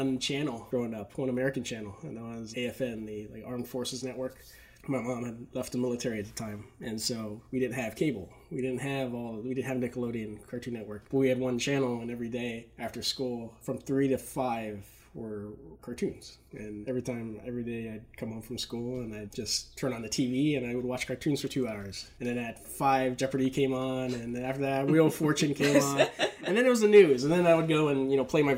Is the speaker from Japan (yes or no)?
yes; Okinawa, Japan; moved away as an adult; also born or lived in Waco, Texas; I loved growing up in Japan, and I was there until I turned 18, and I went to go to school in Baylor University